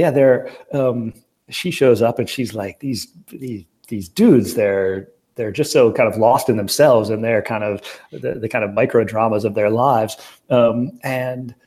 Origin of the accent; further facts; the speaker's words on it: Racine, Wisconsin, United States; I grew up in Wisconsin, and the town that Racine, the city that I'm from